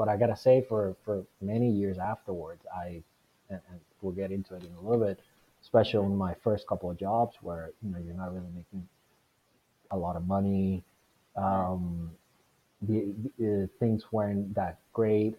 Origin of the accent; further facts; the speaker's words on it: Venezuela; now in United States; I was born and raised in Venezuela